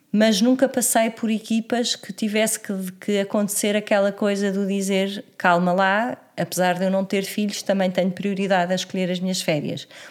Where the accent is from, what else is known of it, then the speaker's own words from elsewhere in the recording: Lisbon, Portugal; moved away as an adult; also born or lived in Porto / Estoril; eu sou de Lisboa, hum, sempre vivi eh, em Lisboa até aos meus 20 e muitos anos